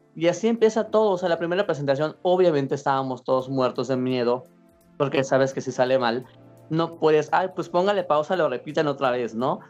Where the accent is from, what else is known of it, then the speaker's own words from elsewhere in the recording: Mérida, Yucatán, Mexico; yo soy de aquí de Mérida